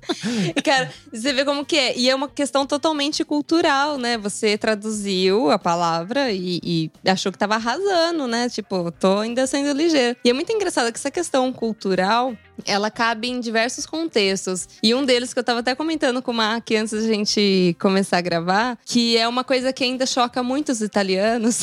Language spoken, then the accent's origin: Portuguese; Brazil; moved away as an adult; eu sou do Brasil